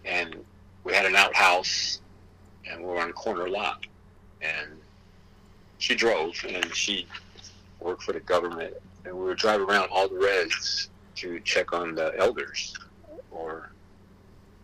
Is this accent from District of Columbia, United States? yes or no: no; South Gate, California, United States; English is a second language; also born or lived in Maywood, California / reservation (unspecified); where I grew up, middle school and high school, that was Southgate Watts